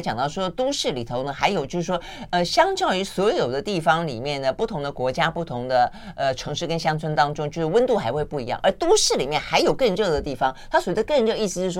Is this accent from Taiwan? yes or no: yes; Tainan, Taiwan; now in Taipei, Taiwan; 因为因为我是台南来的孩子嘛，其实我我到台北之后很很久很久很久以后，